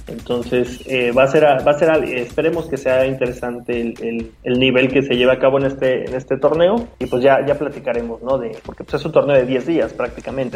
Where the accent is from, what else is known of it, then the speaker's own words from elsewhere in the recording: Mexico; como aficionado mexicano